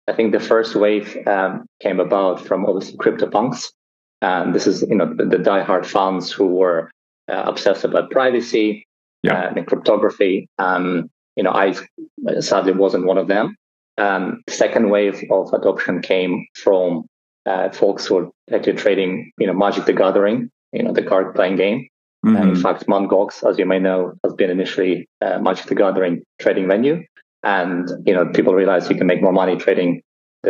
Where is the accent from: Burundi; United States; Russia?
Russia; moved away; I was born originally in Russia